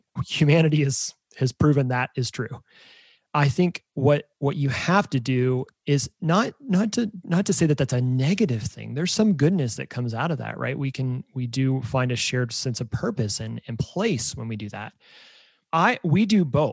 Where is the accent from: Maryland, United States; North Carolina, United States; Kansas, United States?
Kansas, United States; Emporia; moved away as an adult; now in Kansas City, United States; I'm from Kansas, about a small town called Emporia, about an hour and a half from here.